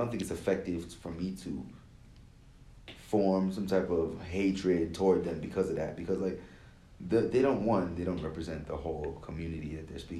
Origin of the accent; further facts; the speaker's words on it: Nigeria; a lot of like african americans are very supportive of uh me as a Nigerian, you know.